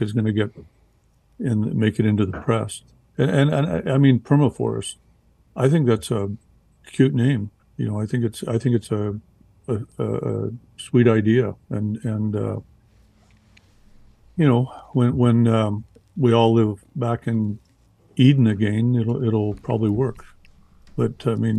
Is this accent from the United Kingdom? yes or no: no; Canada; I'm from Canada